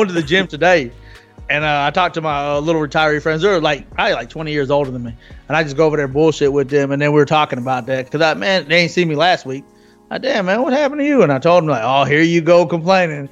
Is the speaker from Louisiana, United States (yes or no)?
yes; Louisiana, United States; moved away as an adult; also born or lived in California; here in my hometown